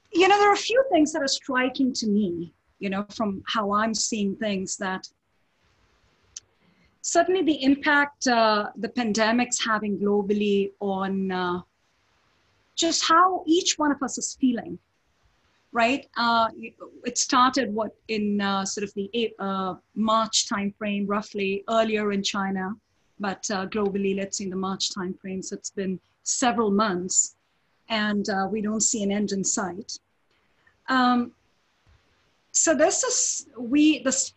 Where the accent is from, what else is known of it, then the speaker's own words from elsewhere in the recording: India; moved away as an adult; now in United States; I grew up in India, you know, I was born in India, grew up there.